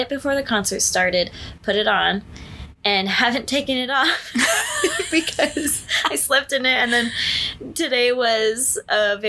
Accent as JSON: {"language": "English", "region": "California", "country": "United States", "tie": "born or raised there", "said": "a friend that I grew up with in California"}